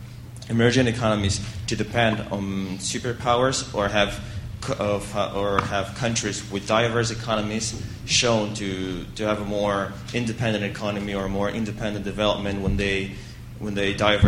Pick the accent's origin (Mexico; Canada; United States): Mexico; I come from Mexico, and I am an LSE summer school student right now.